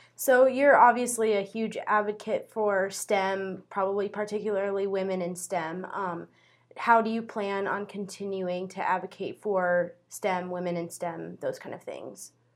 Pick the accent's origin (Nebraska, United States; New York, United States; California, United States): Nebraska, United States; Paxton; an agricultural and environmental sciences communication student from Paxton, Nebraska